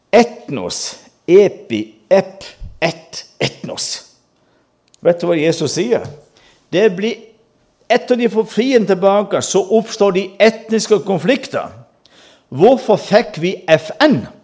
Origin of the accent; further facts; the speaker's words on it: Mandal, Agder, Norway; Jeg gikk på folkeskole hjemme i Mandal